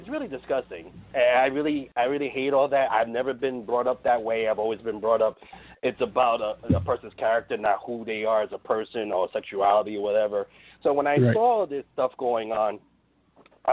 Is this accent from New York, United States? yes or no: yes; New York City, New York, United States; I'm from New York City